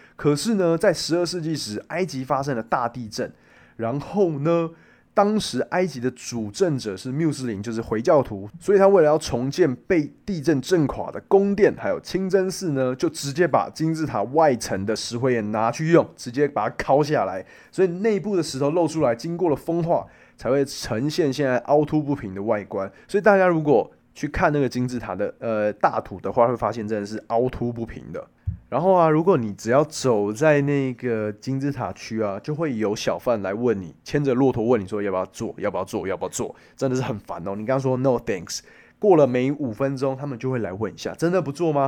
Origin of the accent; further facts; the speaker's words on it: Taiwan; 我们台湾人拿我们的护照